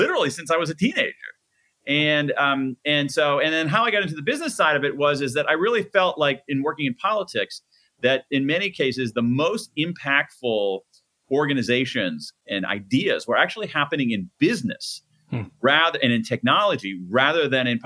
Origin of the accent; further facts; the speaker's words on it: Columbus, Ohio, United States; I grew up in Columbus, Ohio, the heart of the Midwest